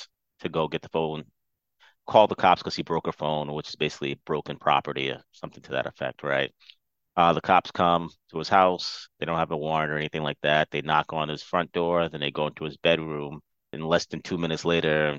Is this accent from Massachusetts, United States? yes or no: yes; Fall River, Massachusetts, United States; also born or lived in Providence, Rhode Island; I'm from Fall River, Massachusetts.